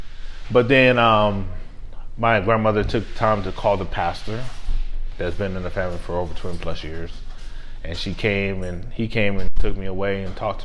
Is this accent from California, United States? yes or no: no; El Paso, Texas, United States; I was born and raised in El Paso, Texas, to a military family